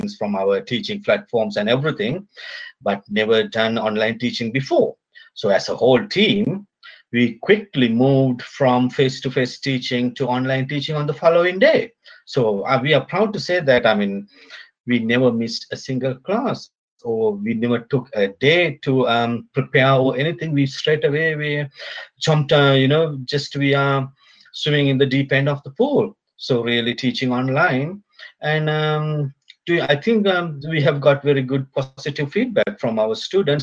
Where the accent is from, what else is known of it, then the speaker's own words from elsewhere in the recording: Sri Lanka; now in Auckland, New Zealand; originally I'm from Sri Lanka